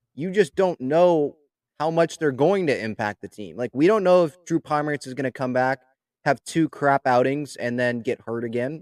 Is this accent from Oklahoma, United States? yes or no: no; San Diego, California, United States; I was born in San Diego